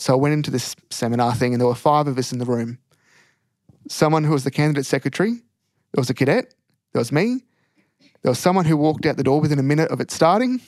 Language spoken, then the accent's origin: English; country Victoria, Australia; also born or lived in Bendigo / Ballarat; grew up around country Victoria, moving around